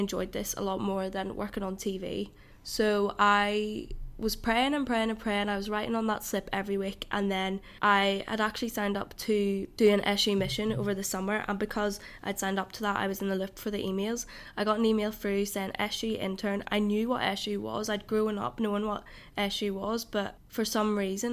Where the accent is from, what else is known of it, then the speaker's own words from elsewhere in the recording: Antrim, Northern Ireland, United Kingdom; moved away as an adult; also born or lived in Manchester; I'm 21 and I'm from Antrim